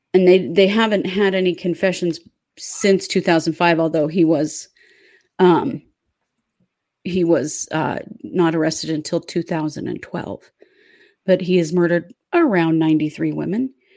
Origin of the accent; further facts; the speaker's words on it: Idaho, United States; we were kids living here in Idaho